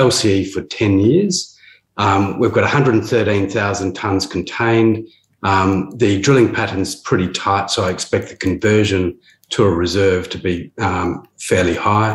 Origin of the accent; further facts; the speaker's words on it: Perth, Western Australia, Australia; I grew up in Perth, and I used to work on exploration drilling rigs